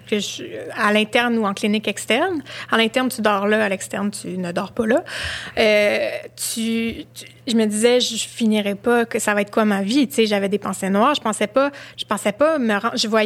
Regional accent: Montreal, Quebec, Canada; c'est mon quartier de jeunesse, j'ai grandi à Huntsic.

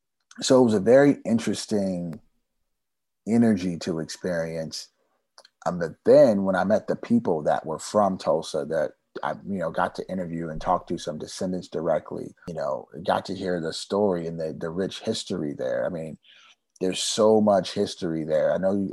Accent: Germany; also born or lived in California, United States; now in United States; You know, I've been all around the world, right? I grew up in Germany, but mostly lived in California my whole life.

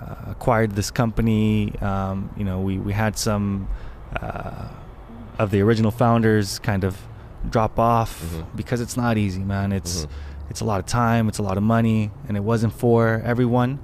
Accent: Anaheim, California, United States; also born or lived in Norco / Corona; now in Los Angeles, United States; then was here for about 6 years and then moved out to Anaheim.

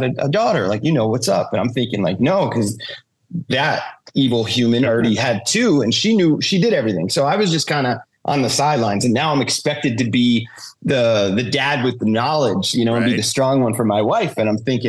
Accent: Jackson, New Jersey, United States; now in Las Vegas, United States; I'm from Jackson.

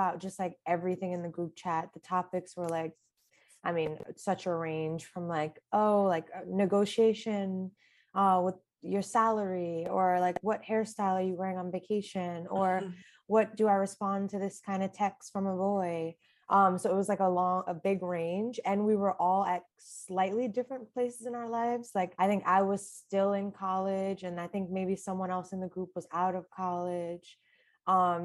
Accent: New York City, New York, United States; I'm from Flatbush, Brooklyn

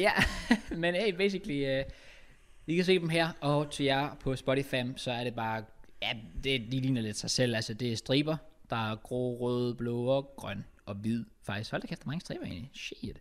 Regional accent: Denmark

